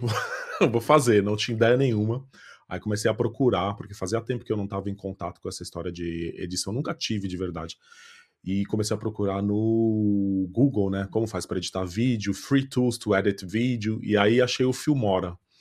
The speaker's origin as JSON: {"language": "Portuguese", "region": "São Paulo", "country": "Brazil", "accent": "Brazilian", "moved": "as an adult", "lives_now": "Ireland", "said": "vim de São Paulo, sou do Brasil"}